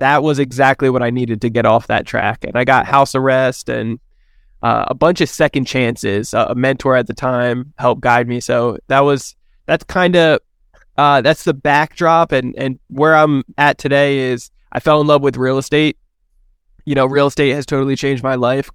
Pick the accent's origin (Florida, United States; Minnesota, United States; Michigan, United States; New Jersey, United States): New Jersey, United States; now in San Diego, United States; I'm originally from New Jersey, but I live here in San Diego, California